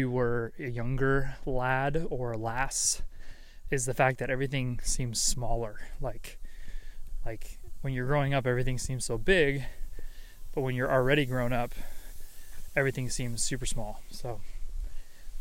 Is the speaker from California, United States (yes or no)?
yes; San Diego, California, United States; I am actually in my hometown of, technically it's San Diego, but the more specific area and or county is what you would call the place of Rancho, Peñasquitos